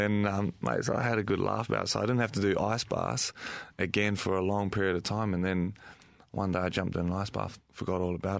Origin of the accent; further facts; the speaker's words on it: Brisbane, Queensland, Australia; I come from Brisbane and Queensland, and like some of the facilities that we have there are very old and dated.